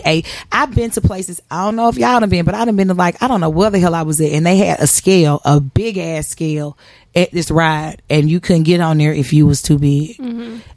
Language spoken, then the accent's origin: English; Atlanta, Georgia, United States; moved away; I'm from Atlanta and that was my base of travel for a long time